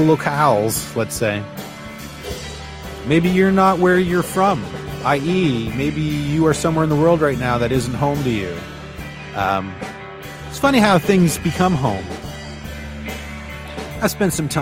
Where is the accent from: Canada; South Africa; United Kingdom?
Canada; just outside of Toronto, Ontario; now in Newfoundland, Canada; I was born just outside of Toronto many, many, many years ago. But now I'm over on the East Coast.